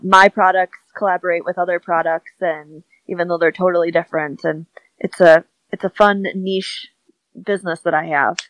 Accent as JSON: {"language": "English", "region": "Wisconsin", "country": "United States", "accent": "Midwest", "said": "I'm like, yeah, I have a Midwest accent."}